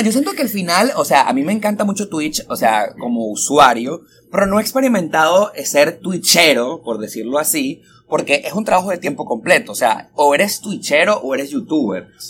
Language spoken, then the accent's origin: Spanish; Venezuela; now in Miami, United States; soy súper venezolano